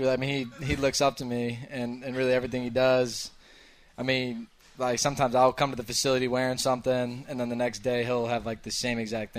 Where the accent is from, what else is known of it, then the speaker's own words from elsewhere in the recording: Illinois, United States; because I'm from Illinois.